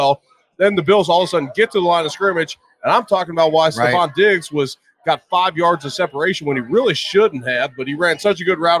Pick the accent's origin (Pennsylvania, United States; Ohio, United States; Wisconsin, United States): Ohio, United States; Cincinnati; now in Buffalo, United States; I grew up in Cincinnati